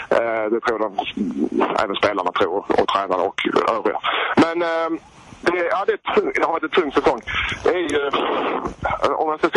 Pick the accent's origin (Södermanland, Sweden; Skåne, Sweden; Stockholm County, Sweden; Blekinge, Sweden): Skåne, Sweden; Helsingborg; som helsingborgare